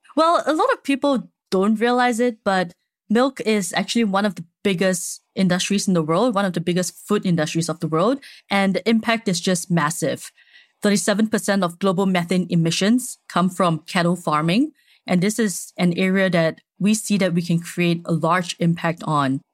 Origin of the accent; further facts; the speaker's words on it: Singapore; I'm Singaporean, born and raised.